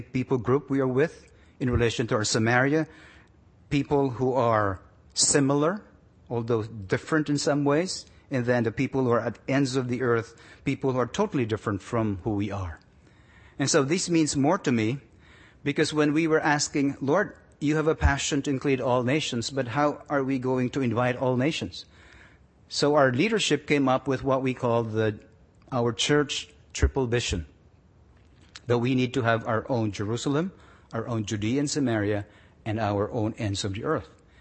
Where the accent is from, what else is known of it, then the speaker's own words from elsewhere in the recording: Philippines; moved away as an adult; also born or lived in Manila; now in Toronto, Canada; we lose our being Filipino